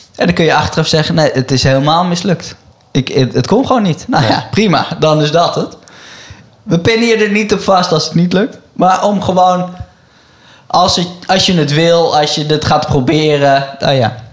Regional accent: Netherlands; als Nederlander

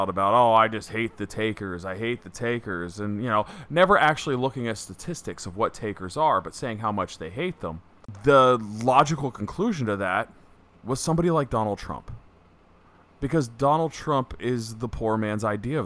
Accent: South Texas, United States; I was born in South Texas

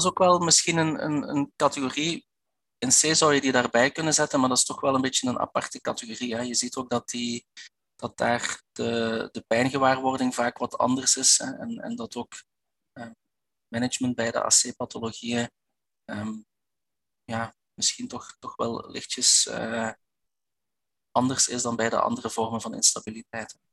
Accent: Belgian Limburg, Flanders, Belgium; Ik ben een Belg, dat dat je al wel gehoord. Ik kom uit, eh, uit Belgisch Limburg.

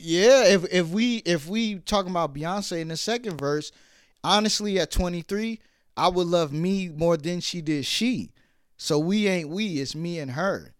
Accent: New York City, New York, United States; I was born in Brooklyn.

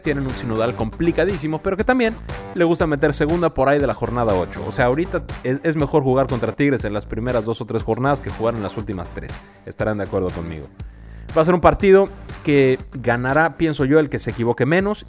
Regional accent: Mexico; buenos anfitriones que somos los mexicanos

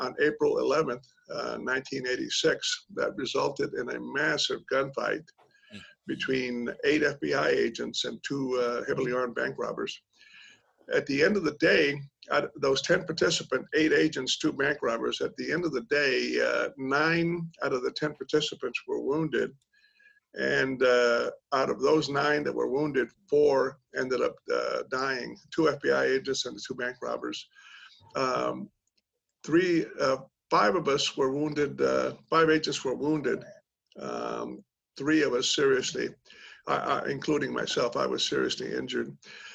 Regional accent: South Texas, United States; moved away as an adult; I grew up in South Texas, home, church, family, you know, God, country, the old standard

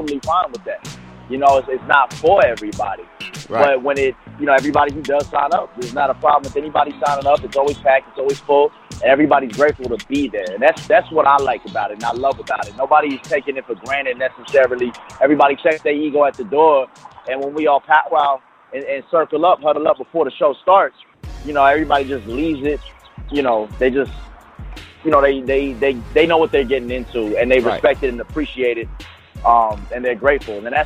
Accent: Illinois, United States; now in Atlanta, United States; I'm from Illinois.

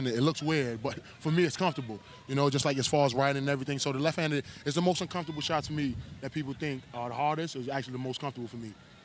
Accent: New York City, New York, United States; I come from Brooklyn, New York

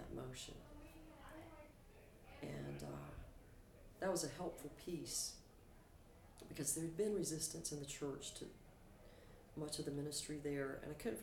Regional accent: Aberdeen, North Carolina, United States; moved away; my hometown of Aberdeen, North Carolina

